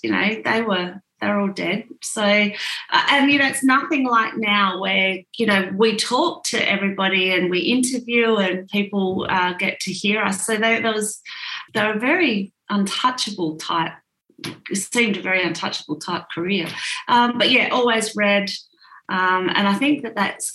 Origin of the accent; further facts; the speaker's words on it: Orroroo, South Australia, Australia; moved away; I grew up in Oraru.